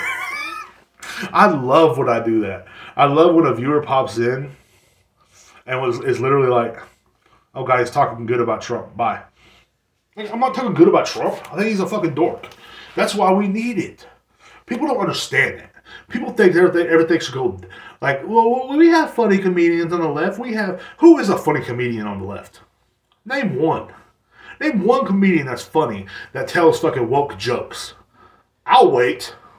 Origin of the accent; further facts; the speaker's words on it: United States; every person in my hometown, I don't know if this goes for everywhere, I guess, here in America